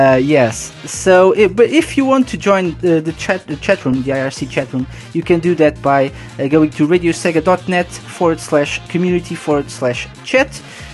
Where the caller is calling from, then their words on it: Portugal; I'm live from Portugal.